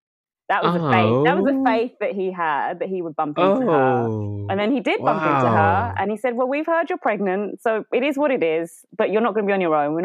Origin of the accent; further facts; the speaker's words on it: London, United Kingdom; born there; Yeah. I was born in London.